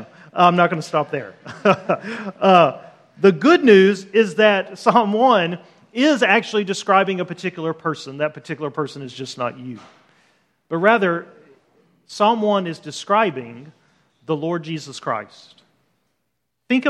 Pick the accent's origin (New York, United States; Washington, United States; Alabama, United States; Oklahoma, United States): Alabama, United States; Birmingham; moved away as an adult; also born or lived in Los Angeles, California; I grew up in Birmingham, Alabama